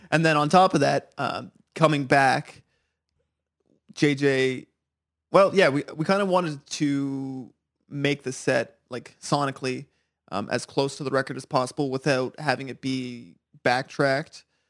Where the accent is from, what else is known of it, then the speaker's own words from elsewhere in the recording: Ottawa, Ontario, Canada; I'm from Ottawa, I live there.